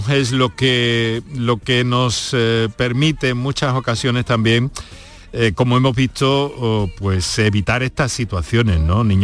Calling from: Málaga, Andalusia, Spain; Buenas tardes … de Málaga.

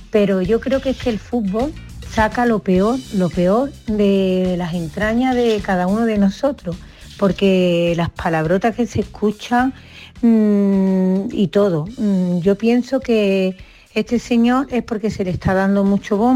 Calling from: Seville, Andalusia, Spain; de Sevilla.

